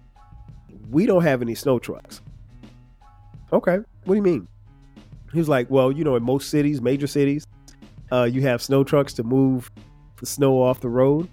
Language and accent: English; Florence, South Carolina, United States; also born or lived in Newark, New Jersey; now in Atlanta, United States; I grew up in Florence, South Carolina, which is about 4 hours from Atlanta.